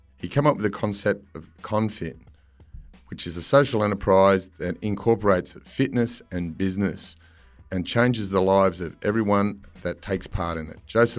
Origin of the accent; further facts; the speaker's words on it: Campsie, New South Wales, Australia; Yeah, Campsie near Bankstown.